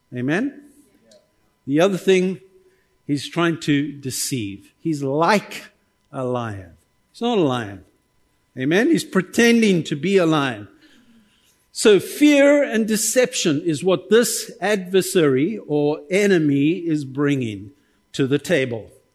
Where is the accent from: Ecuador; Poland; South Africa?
South Africa; as a South African